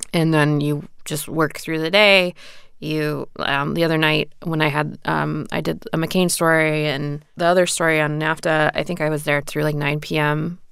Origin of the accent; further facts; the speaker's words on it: Indiana, United States; I grew up in a rural area in Indiana.